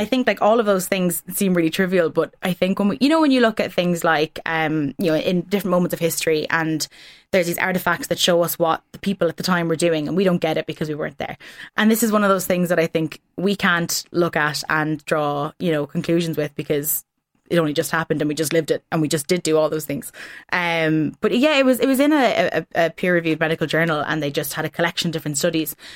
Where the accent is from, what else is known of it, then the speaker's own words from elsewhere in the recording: Ireland; as Irish people